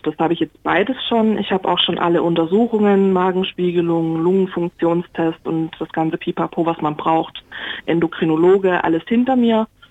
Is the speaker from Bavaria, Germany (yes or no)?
no; Baden-Württemberg, Germany; moved away; also born or lived in Swabia; Also ich bin eigentlich Badenerin und wohne aber schon lange im Schwabenland